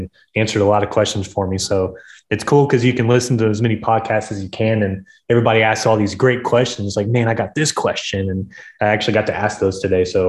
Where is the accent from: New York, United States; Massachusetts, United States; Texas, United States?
Texas, United States; Houston; I'm from Houston